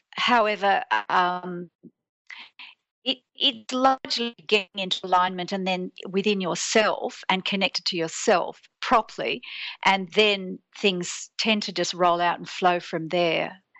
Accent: Sydney, New South Wales, Australia; I'm born and bred in Sydney

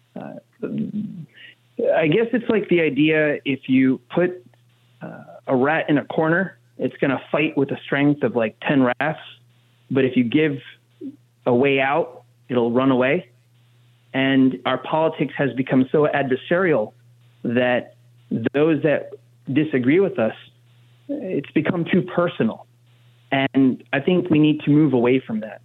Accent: New Jersey, United States; as someone born and raised in Jersey

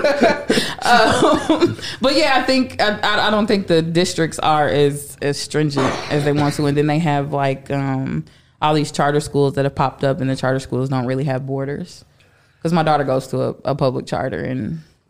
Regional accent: Indianapolis, Indiana, United States; Born and raised in Indianapolis

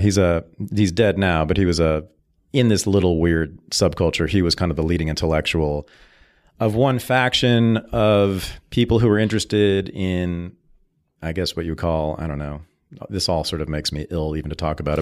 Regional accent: Berkeley, California, United States; moved away as an adult; now in Seattle, United States; grew up, born and raised in Berkeley

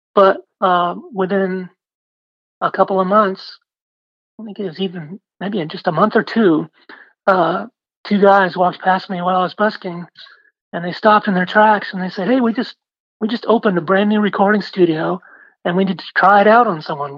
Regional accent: Maine, United States; moved away as an adult; also born or lived in Portland, Maine; now in Austin, United States; I was from Maine

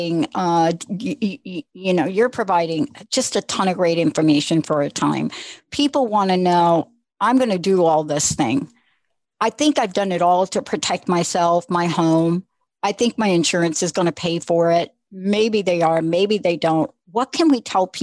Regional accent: New York, United States; I'm a kid from New York

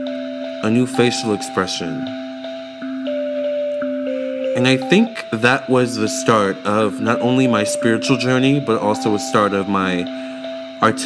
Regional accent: Leesburg, Virginia, United States; I grew up in Leesburg, Virginia, my whole life, born and raised.

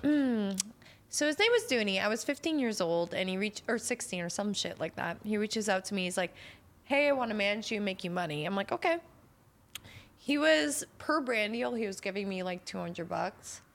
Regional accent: Canada; I'm Canadian

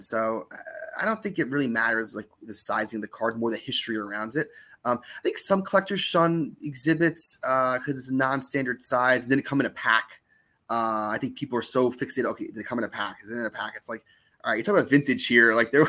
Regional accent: New York area, United States; So I'm from the New York area.

